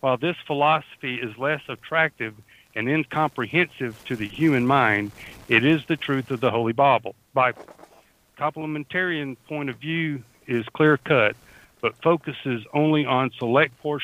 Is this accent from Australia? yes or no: yes; Australia; also born or lived in southern United States; now in United States; I am from down under. If people haven't already figured out, I am from down under. I live in southern portion of the United States, but sometimes my dialect and my accent overwhelms my tongue